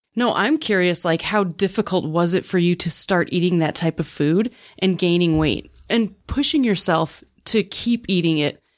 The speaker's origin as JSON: {"language": "English", "region": "Wisconsin", "country": "United States", "tie": "born or raised there", "moved": "yes", "lives_now": "Utah, United States", "said": "I moved from Wisconsin"}